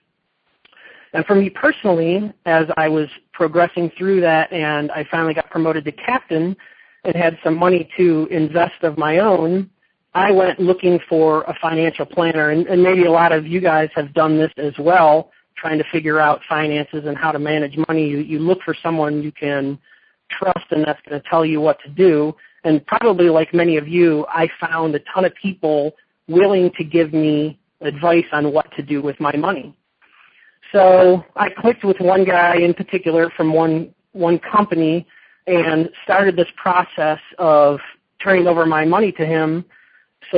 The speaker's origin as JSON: {"language": "English", "region": "Michigan", "country": "United States", "tie": "born or raised there", "moved": "as an adult", "lives_now": "Las Vegas, United States", "said": "I'm originally from Michigan. I grew up playing hockey, and I was a carpenter there. I lived there until I was 22 years old"}